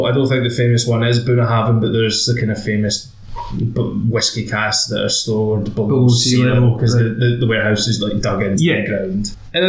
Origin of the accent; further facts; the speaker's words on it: Campbeltown, Scotland, United Kingdom; we're from Campbelltown